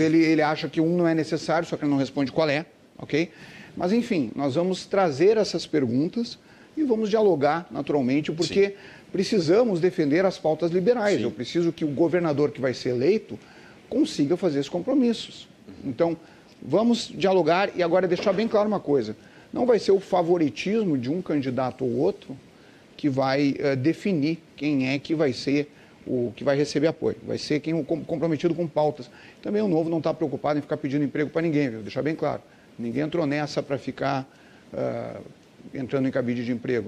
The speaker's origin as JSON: {"language": "Portuguese", "town": "Santa Maria", "region": "Rio Grande do Sul", "country": "Brazil", "said": "Como sou de Santa Maria"}